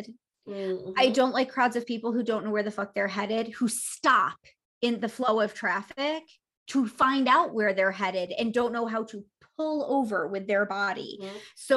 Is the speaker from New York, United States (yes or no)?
yes; New York, United States; being a New Yorker